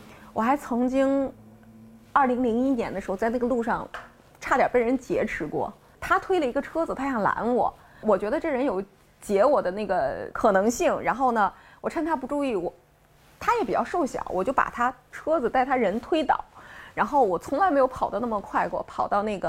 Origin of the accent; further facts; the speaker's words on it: Xi'an, Shaanxi, China; moved away as an adult; now in Beijing, China; 我前二十八年基本上都在西安生活，就是我生在西安，长在西安，读书也在西安，工作也在西安。然后二十八岁了，给你换了一个环境。